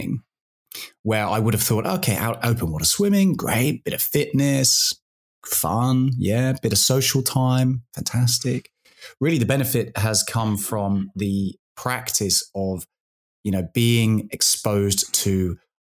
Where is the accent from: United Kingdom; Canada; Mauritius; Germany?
United Kingdom; now in Australia; as a British guy who's a little bit soft